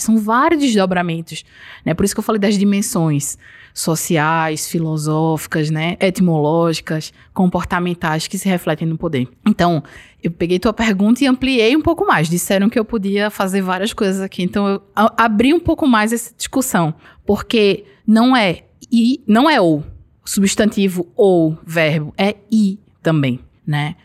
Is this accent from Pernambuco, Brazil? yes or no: yes; Garanhuns, Pernambuco, Brazil; Sou da Suíça pernambucana. Garanhuns